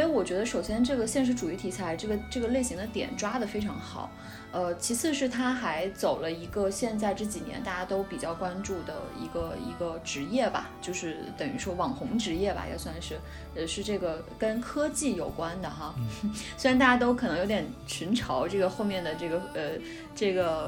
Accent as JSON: {"language": "Chinese", "region": "Guangdong", "country": "China", "tie": "born or raised there", "said": "因为我是在广东长大的，所以对深圳啊，就是珠三角这几个城市，经济特区的城市很熟悉"}